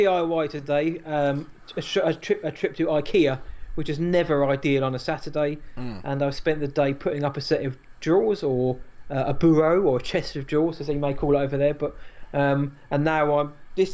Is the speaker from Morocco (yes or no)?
no; United Kingdom; As a Brit